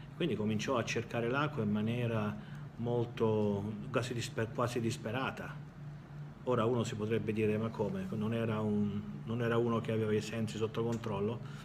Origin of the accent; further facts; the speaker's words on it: Italy; moved away as an adult; Io sono nato in Italia, però non ci vivo da tanti anni